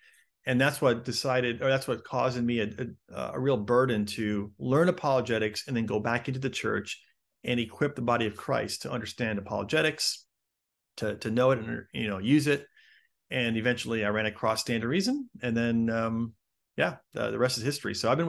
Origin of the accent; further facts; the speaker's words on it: Chicago, Illinois, United States; also born or lived in Denver / London / Los Angeles; now in San Diego, United States; And so I was born in Chicago, lived there for a number of years, and then have moved a ton since then. Lived in Chicago, Denver, London, L.A., and now I live in San Diego.